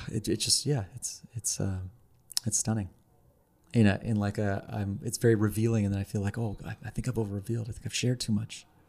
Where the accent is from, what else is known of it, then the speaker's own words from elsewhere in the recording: Ottawa, Ontario, Canada; now in Montreal, Canada; I'm from Ottawa.